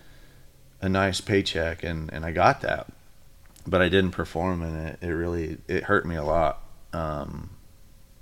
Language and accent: English; Sugar Land, Texas, United States; moved away as an adult; also born or lived in Arizona; now in Vancouver, United States; back where I grew up in Sugarland, and slept in the same bed I grew up in.